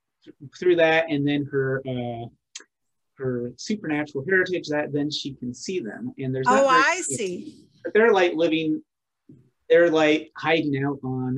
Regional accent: Pacific Northwest, United States; I'm from the Pacific Northwest.

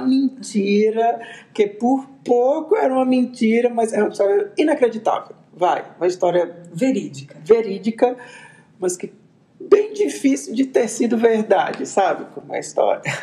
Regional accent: Arapiraca, Alagoas, Brazil; eu sou de Arapiraca, minha mãe é de Arapiraca, minha avó é de Arapiraca, então a gente já nasceu fazendo pose de sítio

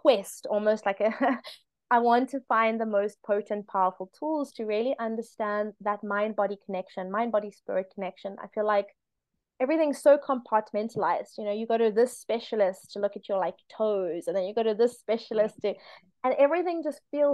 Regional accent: South Africa; I'm South African

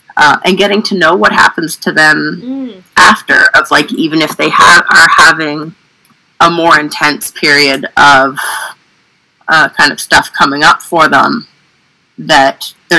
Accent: Oromocto, New Brunswick, Canada; now in Fredericton, Canada; Yeah, I'm right in Fredericton. So I grew up in Oromocto and then didn't move too far away.

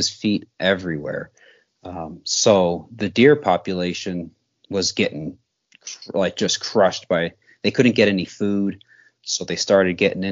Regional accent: upstate New York, United States; moved away as an adult; also born or lived in Montana; now in Great Falls, United States; I grew up in New York, upstate New York, and I've been in Montana

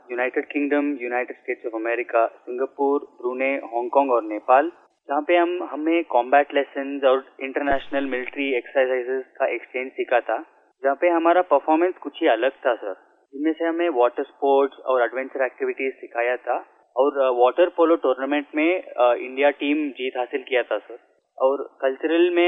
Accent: Bengaluru, Karnataka, India; मैं बेंगलुरु कर्नाटका का रहने वाला हूँ

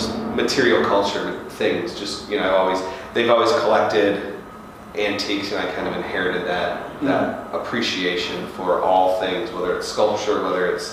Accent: New Baltimore, Michigan, United States; I was originally from New Baltimore, which is on the east side, Macomb County

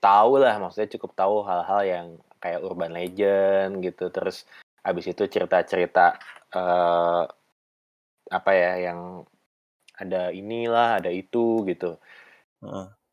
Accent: Bandung, West Java, Indonesia; Gue karena tumbuh besar di Dago

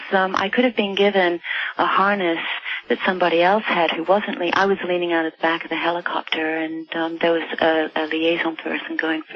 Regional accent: United Kingdom; born there; I was born in Britain, although I hadn't lived there for any length of time, but when I returned to Britain to start working

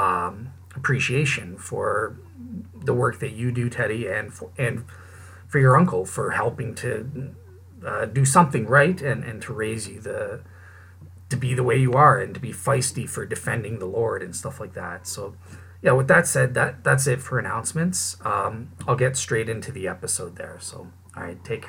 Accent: Canada; I'm a Canadian

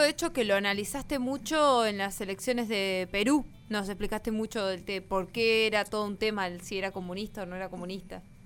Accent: Argentina

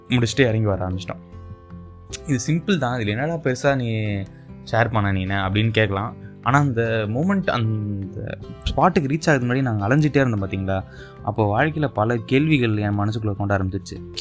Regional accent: India

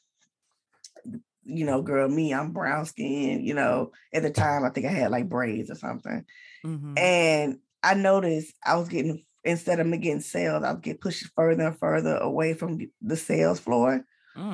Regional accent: Atlanta, Georgia, United States; I'm from Atlanta, from the east side of Atlanta

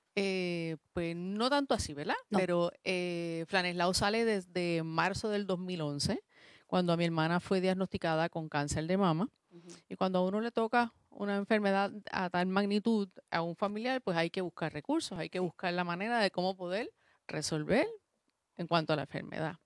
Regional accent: Puerto Rico; moved away as an adult; now in Mayagüez, Puerto Rico; mi familia es del área metropolitana y yo soy la única que estoy acá

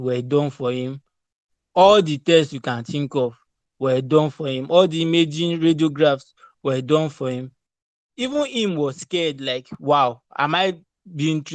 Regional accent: Lagos, Nigeria; moved away as an adult; now in Canada; I grew up in Lagos

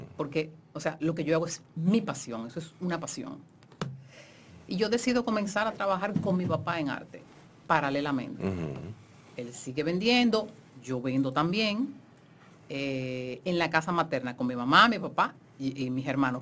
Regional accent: Santo Domingo, Dominican Republic; nosotros vivíamos en la zona colonial

